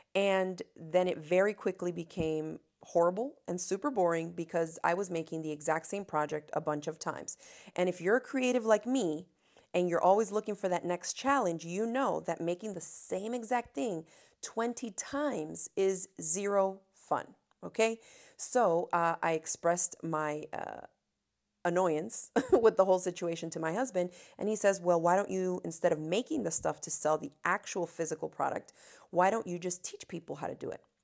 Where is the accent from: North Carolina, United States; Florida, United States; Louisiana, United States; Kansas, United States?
Florida, United States; Miami; I come from Miami, Florida, where, uh, I grew up with no air conditioning.